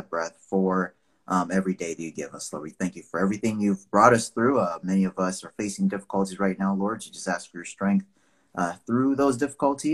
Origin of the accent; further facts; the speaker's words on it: Nigeria; now in United States; I'm Nigerian. I was born there, lived in the U.S. for 20 plus years now.